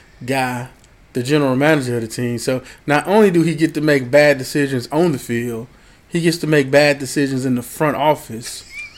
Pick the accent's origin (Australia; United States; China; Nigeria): United States; Houston, Texas; I was born and raised in Houston, Texas.